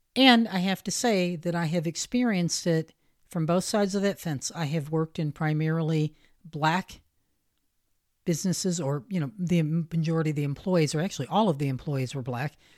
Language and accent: English; the North, United States; I was raised primarily in the North